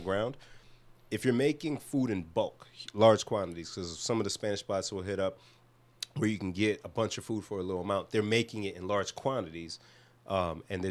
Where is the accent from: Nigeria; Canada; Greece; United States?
Nigeria; as a Nigerian